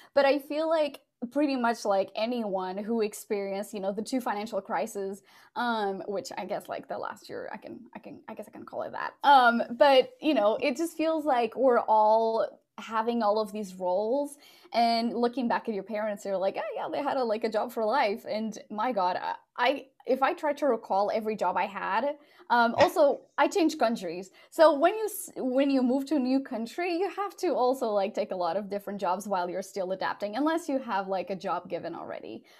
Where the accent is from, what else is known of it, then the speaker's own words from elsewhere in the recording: Portugal; also born or lived in London, United Kingdom; now in Dallas, United States; I moved from Portugal, where I'm originally from, to London in the UK, and then from the UK to, to Dallas.